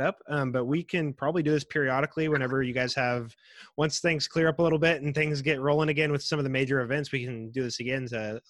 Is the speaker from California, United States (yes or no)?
no; Andover, Kansas, United States; now in Wichita, United States; I grew up out in Andover, and I'm still an East Sider, so I'll probably be an East Sider till I die.